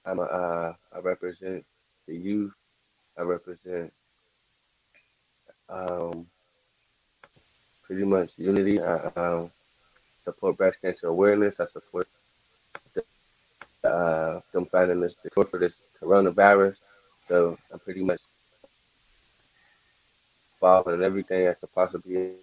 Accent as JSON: {"language": "English", "town": "Pittsburgh", "region": "Pennsylvania", "country": "United States", "said": "I'm from Pittsburgh"}